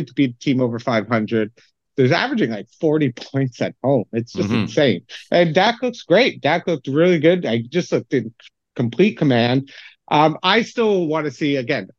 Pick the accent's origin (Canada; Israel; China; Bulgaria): Canada; now in London, United Kingdom; sucked the Canadian-ness out of me